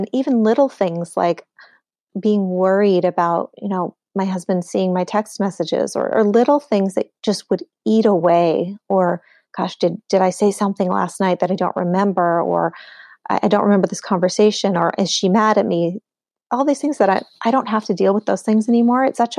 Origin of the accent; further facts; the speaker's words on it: Montana, United States; it's in my home state of Montana.